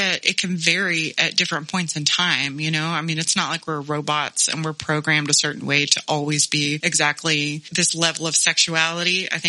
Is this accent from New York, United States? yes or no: no; Texas, United States; I grew up in Texas, a landscape of strip clubs and churches, assault rifles, and toddler beauty pageants